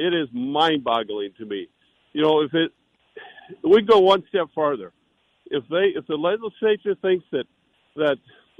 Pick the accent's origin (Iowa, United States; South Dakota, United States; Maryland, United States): South Dakota, United States; as a South Dakotan, as an American